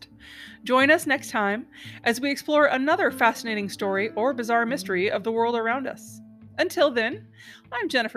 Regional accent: Pacific Northwest, United States; I'm from the Pacific Northwest

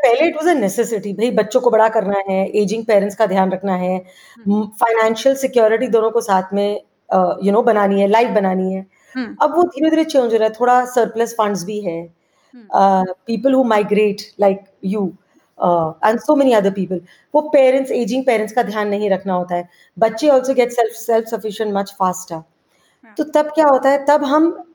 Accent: Kolkata, West Bengal, India; मैं एक्चुअली बड़ी कैलकटा में हुई

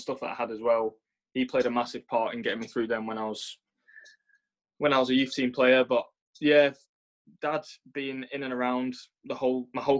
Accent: Blackburn, North West England, United Kingdom; accent: English; my English accent. And I can't help where I was born, Blackburn

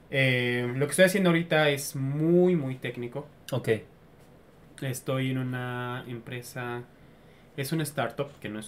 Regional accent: Mexico; Soy mexicano.

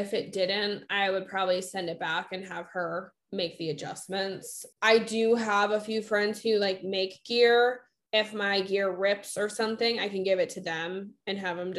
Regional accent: Massachusetts, United States

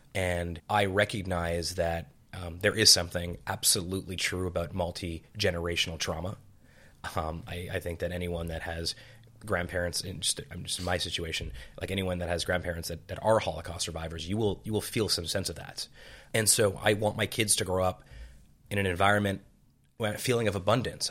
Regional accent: Montreal, Quebec, Canada; I was born in Montreal.

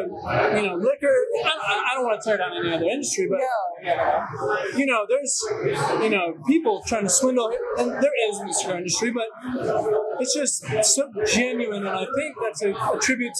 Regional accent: Cincinnati, Ohio, United States; I'm from Cincinnati

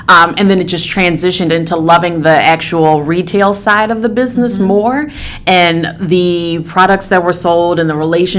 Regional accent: Baltimore, Maryland, United States; So I am a Baltimore hun, hence the fact that I said Baltimore and not Baltimore. Born and raised here. I grew up in the Guilford area close to Johns Hopkins University.

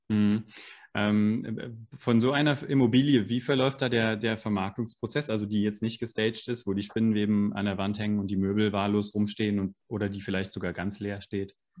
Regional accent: Frankfurt am Main, Hesse, Germany; wir sind beide Frankfurter

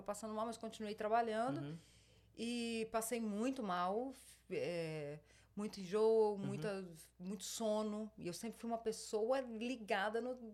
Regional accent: Espírito Santo, Brazil; moved away as an adult; also born or lived in Rio de Janeiro; now in United States; nasci no Rio de Janeiro e passei a maior parte da minha infância no Espírito Santo, Rio de Janeiro

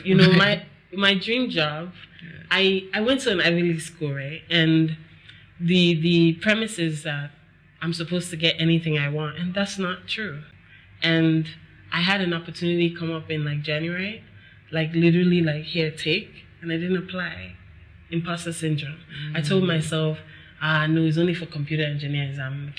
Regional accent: Nigeria; I think that also growing up in Nigeria, from what I've experienced with people, we and they, I can say we because I'm here too

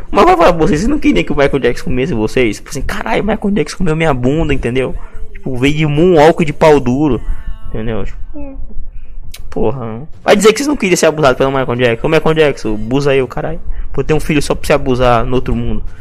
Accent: Porto Alegre, Rio Grande do Sul, Brazil; esse é por os vacilão. Eu sou de Porto Alegre, a mulherada me adora.

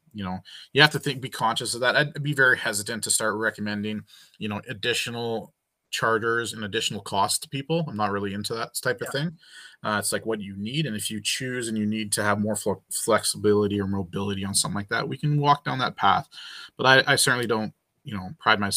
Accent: Canada; being a Canadian

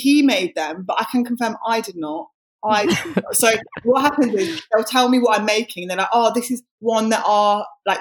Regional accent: Wolverhampton, West Midlands, United Kingdom; I'm from Wolverhampton, and I am a radio and TV presenter

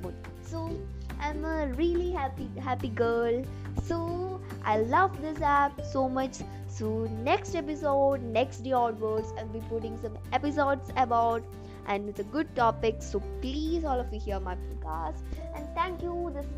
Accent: India; I'm from India.

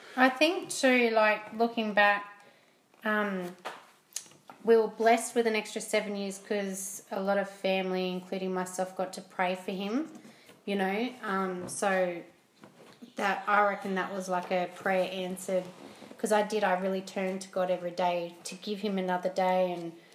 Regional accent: Port Macquarie, New South Wales, Australia; moved away; also born or lived in Blacktown / Mount Druitt; I grew up in Port Macquarie and um, small beachy town, which I love. It's still home to me.

